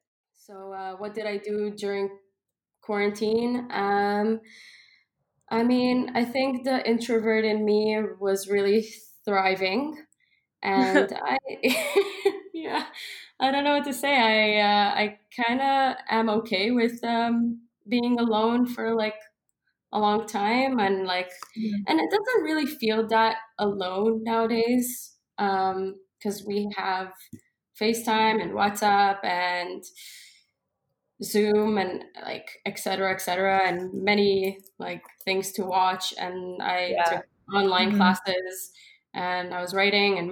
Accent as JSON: {"language": "English", "town": "Montreal", "region": "Quebec", "country": "Canada", "tie": "born or raised there", "also_born_or_lived": "New York, United States", "moved": "as an adult", "lives_now": "Israel", "said": "I moved from Israel to Montreal when I was about 6 years old, a little younger than 6 years old. I lived in Montreal like practically all of my life."}